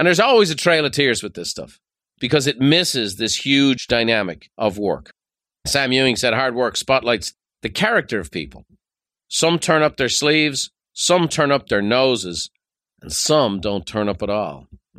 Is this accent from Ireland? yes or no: yes; Dublin, Leinster, Ireland; Growing up in Dublin, there was a fella on our street.